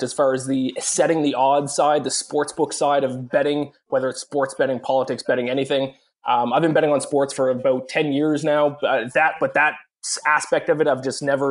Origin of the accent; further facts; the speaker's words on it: Canada; I'm Canadian